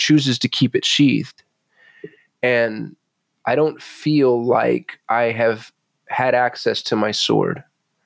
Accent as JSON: {"language": "English", "town": "Albuquerque", "region": "New Mexico", "country": "United States", "tie": "born or raised there", "said": "I was raised in Albuquerque, New Mexico"}